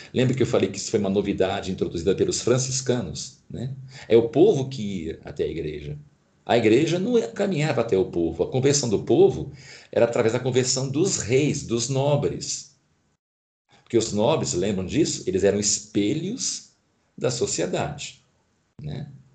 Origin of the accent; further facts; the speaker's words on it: Brazil; os vícios adquiridos como brasileiros